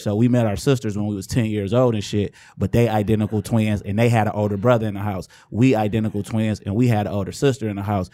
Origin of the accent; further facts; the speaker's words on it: Inkster, Michigan, United States; I'm from Angster